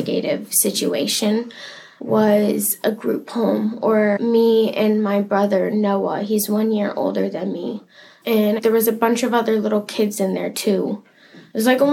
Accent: Anchorage, Alaska, United States; I was born and raised in Anchorage.

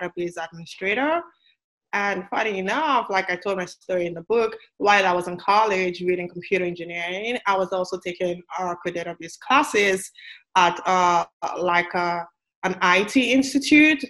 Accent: Nigeria; moved away as an adult; now in United States; I'm from Nigeria. Like you said, I grew up in Nigeria. I went to elementary, high school, went to college, in Nigeria

